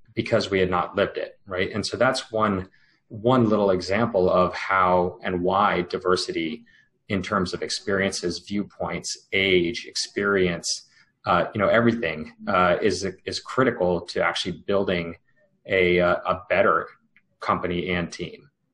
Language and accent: English; United States; I grew up uh, first generation, born from uh, you know immigrants from India, and and you know grew up speaking two languages at home, learning about Indian culture as well as American culture